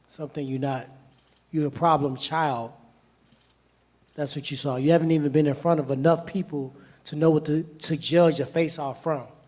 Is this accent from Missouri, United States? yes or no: yes; Missouri, United States; I'm from the Show Me State.